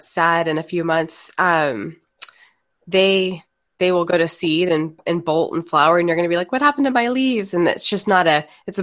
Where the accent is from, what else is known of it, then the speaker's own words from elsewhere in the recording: Texas, United States; moved away as an adult; also born or lived in Florida; I was from Texas originally